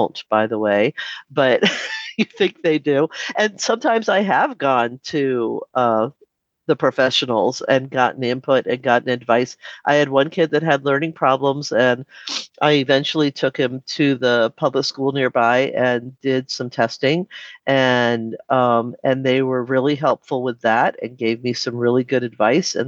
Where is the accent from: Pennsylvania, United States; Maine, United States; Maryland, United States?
Maryland, United States; D.C.; moved away as an adult; now in Alaska, United States; I grew up right outside of Washington, D.C. in Maryland